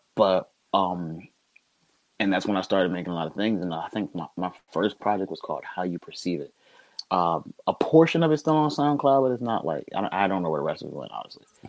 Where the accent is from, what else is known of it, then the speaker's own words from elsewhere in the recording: Trenton, New Jersey, United States; I'm from Trenton